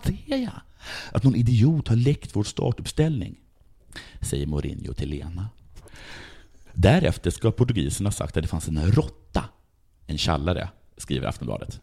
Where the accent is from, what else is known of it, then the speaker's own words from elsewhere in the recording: Sweden; jag är från Sverige